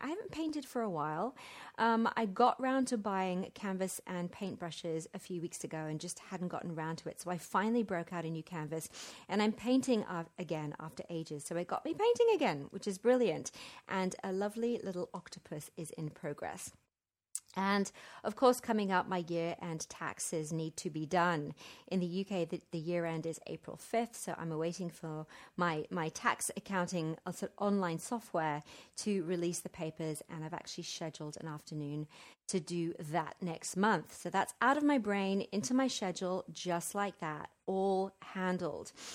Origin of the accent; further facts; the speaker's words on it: London, United Kingdom; now in Central America; I'm staying in my hometown of Wimbledon